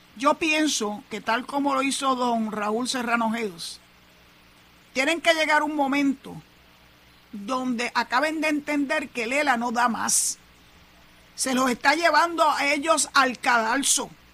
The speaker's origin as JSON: {"language": "Spanish", "country": "Puerto Rico", "said": "Somos ciudadanos puertorriqueños"}